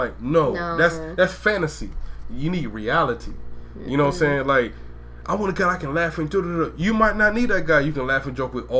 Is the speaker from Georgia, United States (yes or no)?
yes; Georgia, United States; I'm from Georgia, though.